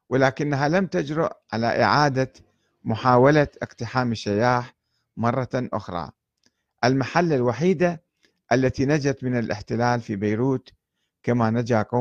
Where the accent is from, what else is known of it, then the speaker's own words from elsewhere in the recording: Iraq; وعودتي كعراقي تحمل مخاطر كبيرة وخاصة إلى الجنوب